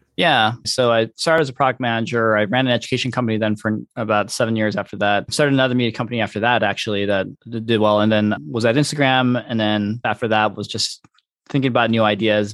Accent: Detroit, Michigan, United States; moved away as an adult; also born or lived in California; I born and raised in Michigan

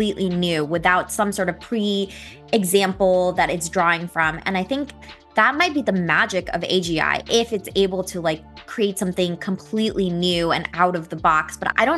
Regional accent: San Jose, California, United States; I'm actually from the Bay Area, so I grew up in San Jose

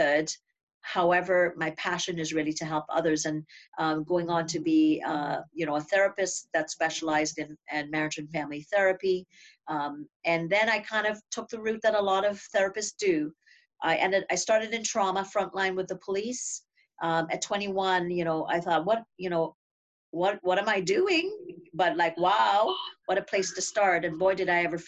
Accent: Trinidad & Tobago; I grew up in Trinidad and Tobago, like you had said, a little Caribbean island

